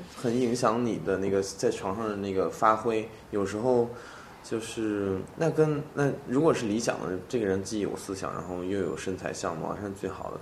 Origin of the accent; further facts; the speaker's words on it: Xuzhou, Jiangsu, China; moved away; 我的老家徐州